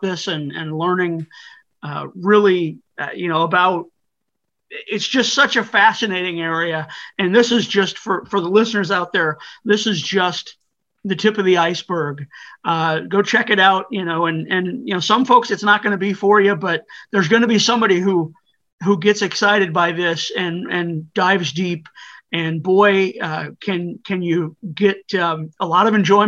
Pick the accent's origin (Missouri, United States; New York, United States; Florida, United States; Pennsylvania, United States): Missouri, United States; I'm from Missouri